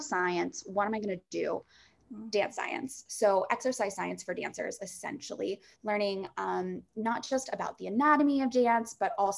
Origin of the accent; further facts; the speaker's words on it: Staunton, Virginia, United States; moved away as an adult; also born or lived in New York; From 5 to 18, yeah, I grew up dancing in Central Virginia in just a little town called Stanton outside of Charlottesville